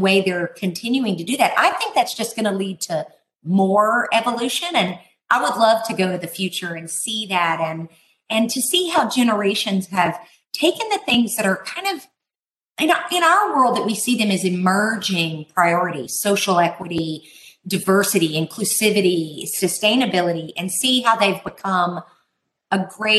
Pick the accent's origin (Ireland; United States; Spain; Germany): United States; Texas; We here in my home state of Texas